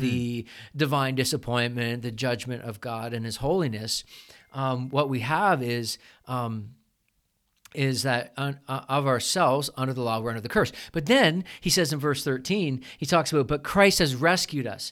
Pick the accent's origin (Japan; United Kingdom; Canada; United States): Canada; we're Canadian